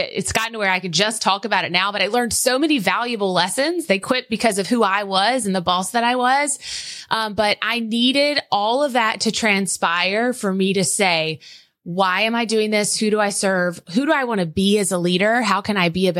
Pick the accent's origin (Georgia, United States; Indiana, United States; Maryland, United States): Georgia, United States; South; accent: Southern; I'm this girl from South Georgia who had just had a baby